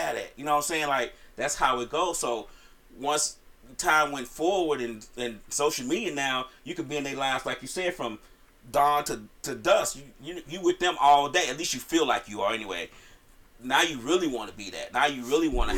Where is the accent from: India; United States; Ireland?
United States; Chicago, Illinois; I'm from Chicago